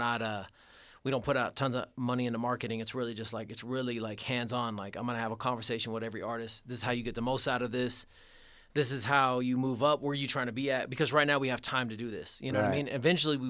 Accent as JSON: {"language": "English", "town": "Denver", "region": "Colorado", "country": "United States", "also_born_or_lived": "Texas", "said": "because I'm from Colorado."}